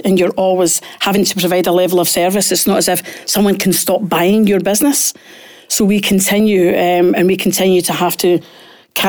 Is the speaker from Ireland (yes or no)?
no; Glasgow, Scotland, United Kingdom; I was born and brought up in Pollock